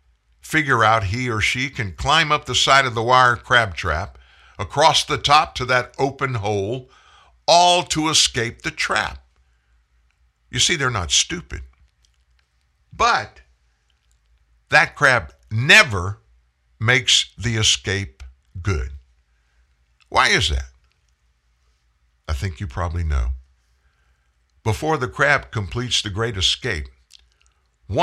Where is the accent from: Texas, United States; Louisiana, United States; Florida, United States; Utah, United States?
Louisiana, United States; South; I'm from South Louisiana, where crabbing is an art